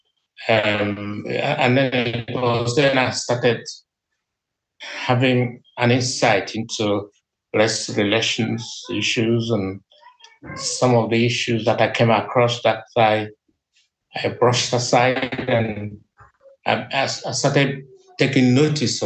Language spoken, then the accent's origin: English; Nigeria; moved away as an adult; now in Liverpool, United Kingdom; I came from Nigeria